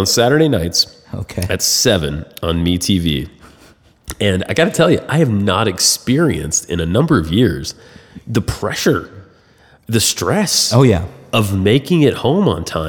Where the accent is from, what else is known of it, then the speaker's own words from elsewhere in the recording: Georgia, United States; I'm from Georgia